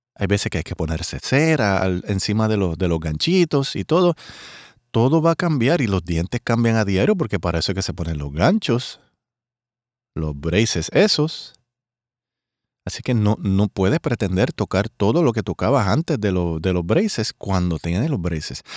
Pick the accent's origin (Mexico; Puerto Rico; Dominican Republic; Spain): Puerto Rico; mi país Puerto Rico